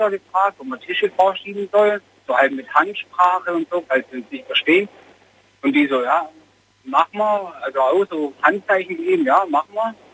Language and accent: German; Messstetten, Baden-Württemberg, Germany; Genau, aus unserem Ort.